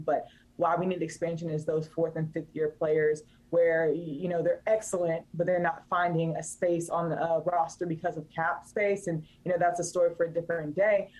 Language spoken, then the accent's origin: English; Raleigh, North Carolina, United States; I'm from Raleigh, I rep it to the ends of me.